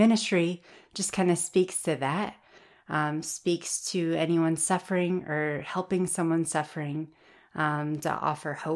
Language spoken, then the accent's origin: English; Tennessee, United States; moved away as an adult; also born or lived in Nebraska; I'm from Tennessee